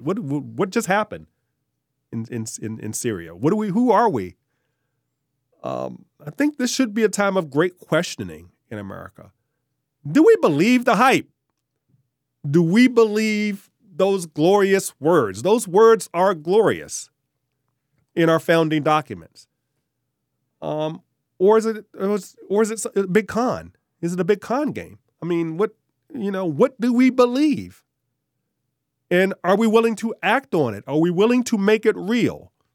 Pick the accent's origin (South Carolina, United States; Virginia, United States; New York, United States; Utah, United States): Virginia, United States; Richmond; also born or lived in Glen Allen, Virginia / Henrico County, Virginia; I grew up in Richmond. Um, born in the Bird Park neighborhood